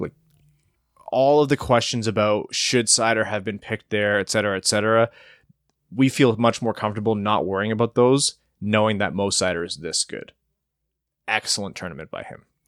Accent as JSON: {"language": "English", "town": "Windsor", "region": "Ontario", "country": "Canada", "said": "I come from Windsor and I thought that we were good at hockey"}